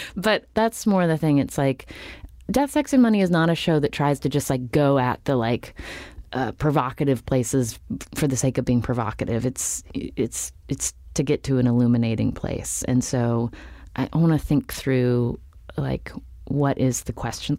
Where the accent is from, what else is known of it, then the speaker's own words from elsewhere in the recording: Charleston, West Virginia, United States; moved away as an adult; also born or lived in Palo Alto; I grew up in Charleston, which is the capital city of West Virginia